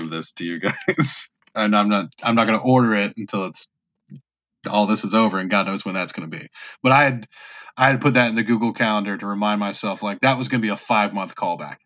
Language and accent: English; North Carolina, United States; born or raised there; accent: southern; moved away